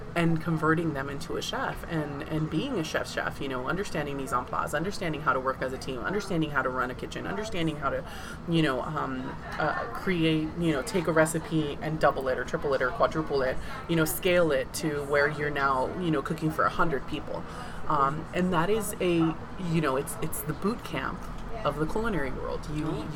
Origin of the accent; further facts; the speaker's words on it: San Diego, California, United States; was I born and raised in San Diego? Absolutely. Is my family from Mazatlan, Sinaloa? Absolutely